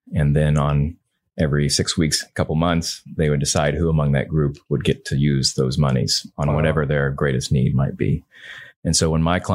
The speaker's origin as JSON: {"language": "English", "region": "Indiana", "country": "United States", "tie": "born or raised there", "also_born_or_lived": "California / Massachusetts / Texas", "moved": "as an adult"}